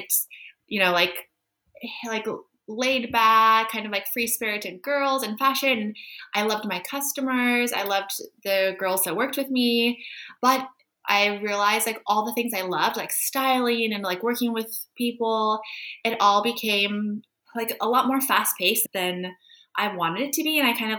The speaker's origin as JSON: {"language": "English", "region": "California", "country": "United States", "moved": "as an adult", "lives_now": "Prague, Czech Republic", "said": "So I came here to Prague from California about 6 years ago."}